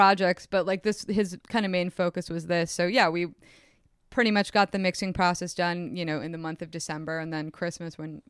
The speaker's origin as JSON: {"language": "English", "region": "suburban New Jersey", "country": "United States", "tie": "born or raised there", "said": "I grew up outside of New York City in suburban New Jersey. And if you know anything about suburban New Jersey, it's a pretty boring place to grow up. There's not much to do. And I was lucky because I lived so close to the Hudson."}